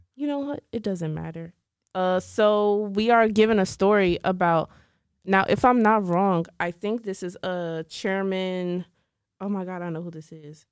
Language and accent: English; Dallas, Texas, United States; I'm from Dallas.